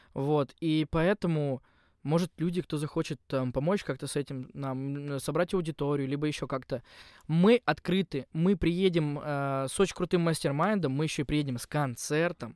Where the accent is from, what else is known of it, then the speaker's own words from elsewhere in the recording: Yugra, Khanty-Mansi Autonomous Okrug, Russia; moved away as an adult; also born or lived in Surgut; now in Moscow, Russia; я же из Югры